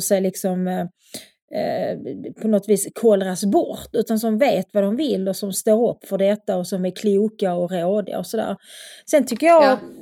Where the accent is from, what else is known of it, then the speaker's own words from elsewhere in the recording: Skåne, Sweden; accent: broad Scanian; also born or lived in Lund; jag pratar mycket bred skånska